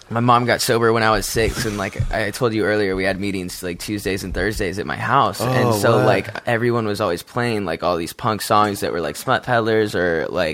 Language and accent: English; Santa Barbara, California, United States; I'm from Santa Barbara, California.